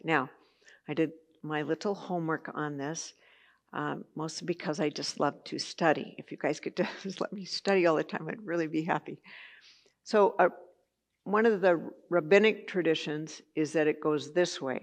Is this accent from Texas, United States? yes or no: no; Santa Barbara, California, United States; I grew up in Santa Barbara